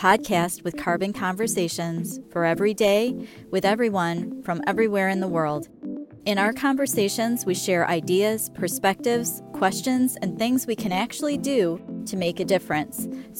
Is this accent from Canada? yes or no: yes; Canada; I'm from Canada.